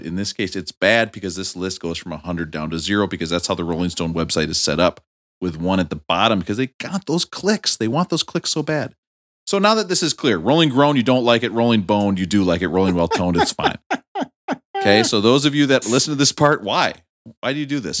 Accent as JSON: {"language": "English", "town": "Rochester", "region": "Minnesota", "country": "United States", "tie": "born or raised there", "said": "in my hometown, the main factory was the uh, Mayo Clinic Hospital, so everybody I knew were doctors"}